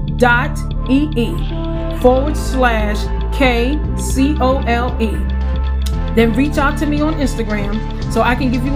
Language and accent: English; Farmville, Virginia, United States; moved away; Today I am at my hometown of Farmville, Virginia, taking care of my mom for the next 3 weeks